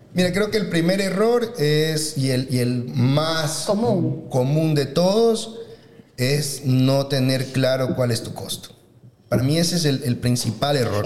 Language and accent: Spanish; Ecuador; nosotros como ecuatorianos estamos acostumbrados